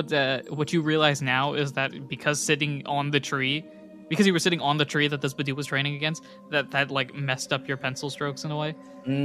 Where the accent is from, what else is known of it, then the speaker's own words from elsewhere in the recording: Detroit, Michigan, United States; Yeah, so Detroit. I'm from Detroit. I don't know what a Detroit accent.